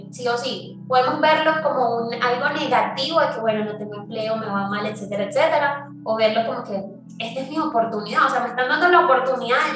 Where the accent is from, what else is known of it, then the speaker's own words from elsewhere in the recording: Venezuela; now in Medellín, Colombia; nosotros que venimos de Venezuela